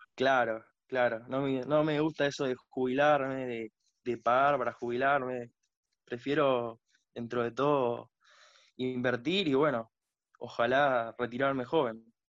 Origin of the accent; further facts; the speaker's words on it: Tortuguitas, Buenos Aires Province, Argentina; Yo soy de Buenos Aires. De Buenos Aires.